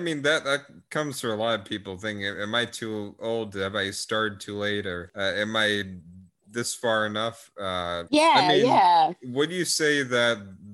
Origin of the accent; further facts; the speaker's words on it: Melissa, Texas, United States; Texas. And Melissa, like the middle of nowhere part.